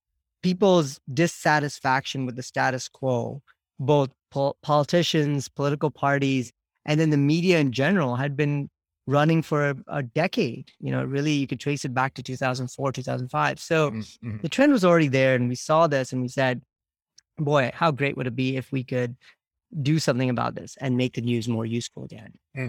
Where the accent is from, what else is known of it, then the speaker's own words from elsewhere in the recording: Nigeria; also born or lived in India / Canada; now in United States; I was born in India, grew up mostly in Nigeria and Canada. I then came to the States about 20 years ago for work.